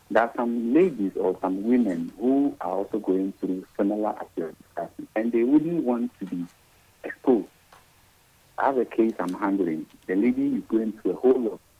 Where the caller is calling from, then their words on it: Kenya; calling from kenya